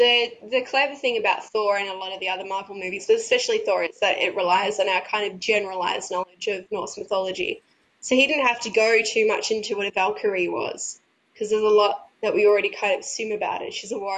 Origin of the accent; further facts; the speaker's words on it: Australia; as an Australian